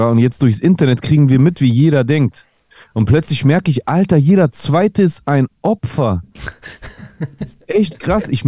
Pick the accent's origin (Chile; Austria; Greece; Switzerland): Greece; now in Germany; hey, ich bin auch Grieche, ich finde es voll krass, dass ein Grieche so im Deutschrap ist und so.